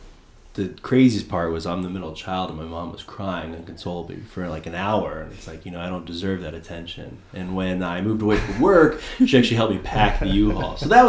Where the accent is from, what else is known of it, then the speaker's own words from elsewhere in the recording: next to Oakland, California, United States; moved away as an adult; also born or lived in San Diego, California; now in Las Vegas, United States; I moved here from California. I grew up next to Oakland, California.